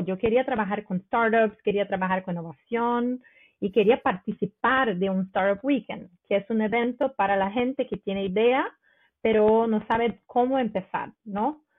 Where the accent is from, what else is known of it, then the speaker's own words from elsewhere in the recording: Rio de Janeiro, Brazil; Spanish is a second language; moved away as an adult; now in Stavanger, Norway; soy de Río, de Río de, de Janeiro